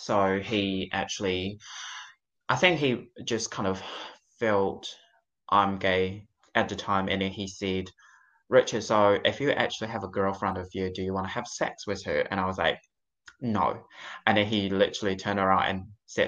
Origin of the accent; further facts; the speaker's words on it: China; also born or lived in Palmerston North, New Zealand; now in Auckland, New Zealand; I'm from China originally, and so my family is still in China